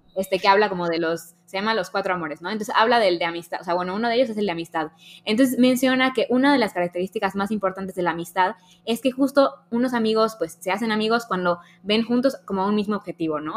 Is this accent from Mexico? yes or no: yes; Mexico; a los mexicanos nos pasa un poco que decimos como, no, es que los mexicanos somos así